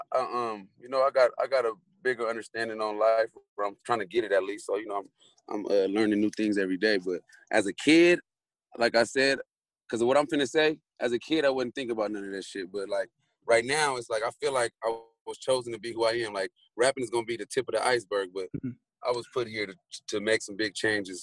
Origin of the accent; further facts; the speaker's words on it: San Diego, California, United States; also born or lived in Los Angeles, California; My mom's from San Diego, so we ended up moving back here when I was like 8.